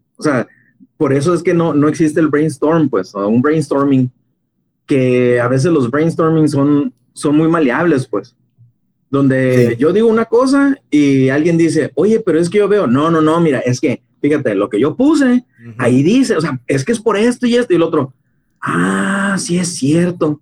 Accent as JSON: {"language": "Spanish", "country": "Mexico", "said": "Como mexicanos"}